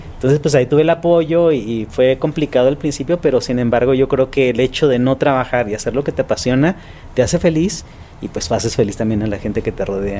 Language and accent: Spanish; Tijuana, Baja California, Mexico; yo soy originario de Tijuana